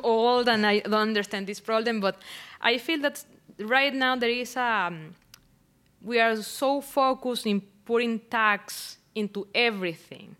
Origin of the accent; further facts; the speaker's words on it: Barquisimeto, Lara, Venezuela; English is a second language; moved away as an adult; I am originally from Barquisimeto